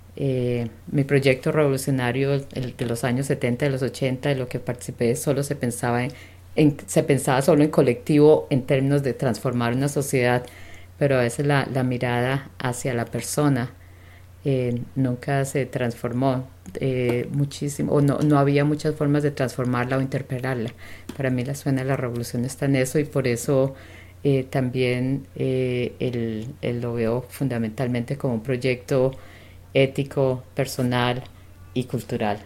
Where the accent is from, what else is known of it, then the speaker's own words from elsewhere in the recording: Colombia; moved away as an adult; now in Vancouver, Canada; mi juventud, eh, desde que, particularmente desde que terminé, estaba terminando la secundaria. Eh, es un tiempo, estamos hablando de los años setenta, en el que en Colombia